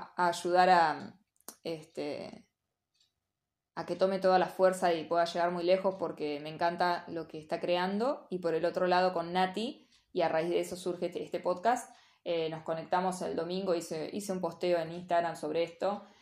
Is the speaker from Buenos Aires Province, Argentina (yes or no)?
yes; General Villegas, Buenos Aires Province, Argentina; moved away as an adult; Yo vengo de un pueblo de General Villegas donde la mayoría, por lo menos en mi época, como diría mi mamá, ya empecé a decir mi época. En mi época, eh, o nos íbamos a estudiar o nos quedábamos a trabajar en Villegas.